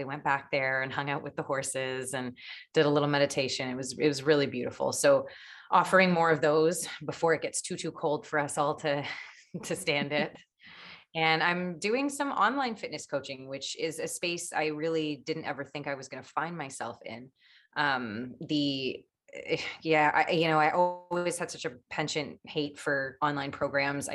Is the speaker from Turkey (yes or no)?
no; Richmond Hill, Ontario, Canada; also born or lived in Toronto; I grew up in Richmond Hill, which is a suburb